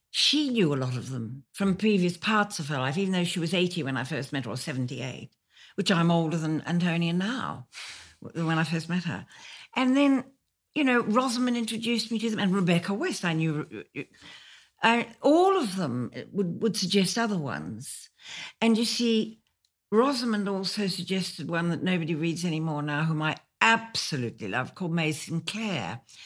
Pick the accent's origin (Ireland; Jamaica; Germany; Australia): Australia; moved away as an adult; now in London, United Kingdom